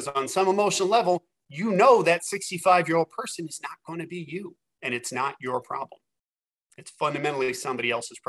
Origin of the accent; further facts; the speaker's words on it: West Virginia, United States; I grew up in West Virginia in pretty rough circumstances